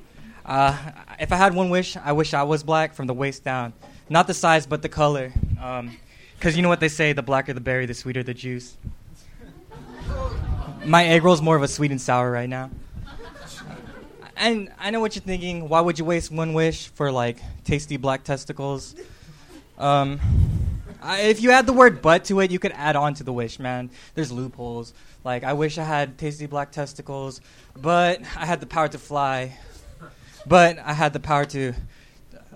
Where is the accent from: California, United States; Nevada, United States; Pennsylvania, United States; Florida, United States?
California, United States; Moreno Valley; I'm from Moreno